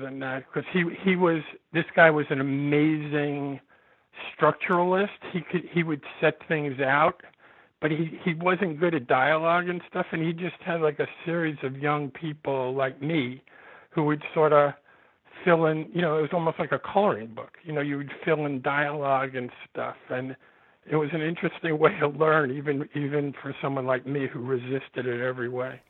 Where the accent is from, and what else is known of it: New York City, New York, United States; born or raised there; also born or lived in California